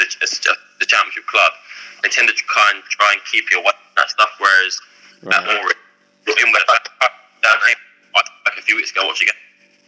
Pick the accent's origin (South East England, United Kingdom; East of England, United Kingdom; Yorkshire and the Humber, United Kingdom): East of England, United Kingdom; Ipswich; Because I'm from Ipswich, I'm quite far from everywhere in London.